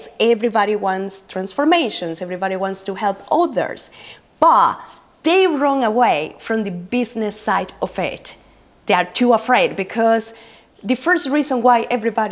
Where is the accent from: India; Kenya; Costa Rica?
Costa Rica; moved away as an adult; now in Middle East; I'm from Costa Rica. I've been living in the Middle East for about almost 10 years.